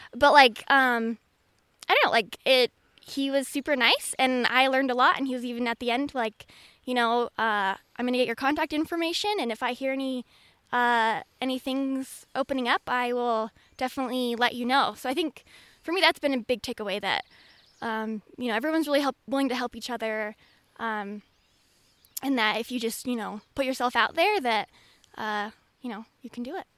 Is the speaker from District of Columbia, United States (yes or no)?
no; Seattle, Washington, United States; moved away; I'm originally from the Seattle area